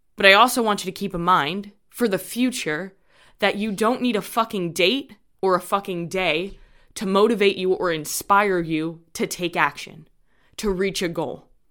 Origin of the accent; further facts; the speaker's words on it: New York, United States; I'm from New York